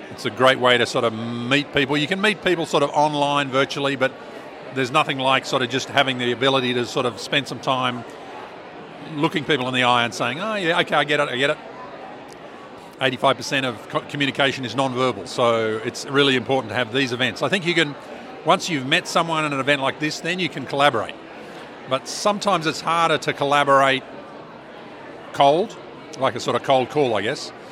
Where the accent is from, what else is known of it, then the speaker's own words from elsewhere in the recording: Tasmania, Australia; now in Launceston, Australia; I'm a philosopher from Tas, uh, UTAS, based in Lonnie